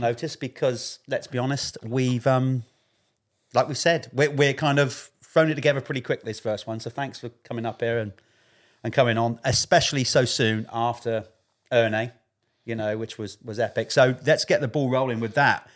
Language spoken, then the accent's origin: English; United Kingdom; I'm British